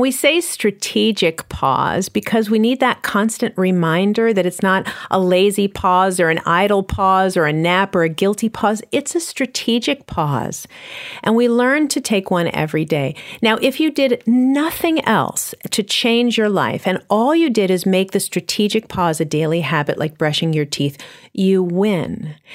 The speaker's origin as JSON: {"language": "English", "town": "New York City", "region": "New York", "country": "United States", "said": "I'm from New York City"}